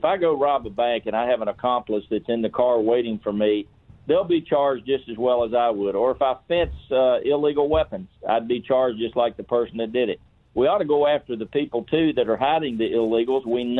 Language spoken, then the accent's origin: English; Roanoke, Virginia, United States; moved away as an adult; also born or lived in Tennessee; now in Florida, United States; I grew up in Virginia and raised my girls in Tennessee, but I retired early. I always wanted to move to Florida, and I got down here and built a home on a golf course back in 04.